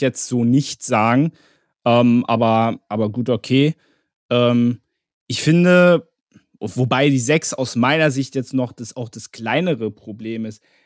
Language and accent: German; Berlin, Germany; also ich als Berliner